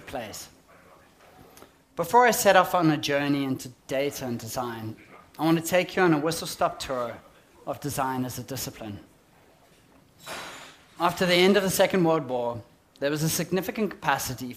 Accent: Johannesburg, Gauteng, South Africa; accent: South African; moved away as an adult; now in Auckland, New Zealand; As you can hear from my accent, I'm a South African, born and brought up in Johannesburg, only recently moved to this beautiful island in the Pacific

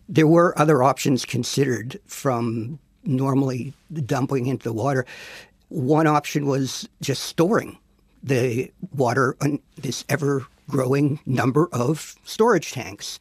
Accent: Pennsylvania, United States; where I grew up in Pennsylvania

